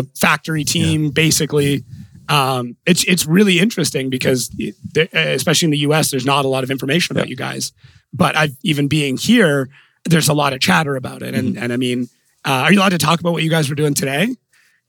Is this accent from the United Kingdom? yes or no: no; Canada; I come from Canada, so I use mostly metric too